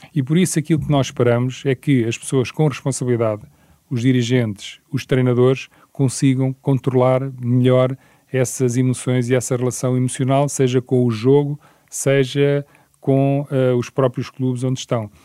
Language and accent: Portuguese; Portugal; mas como português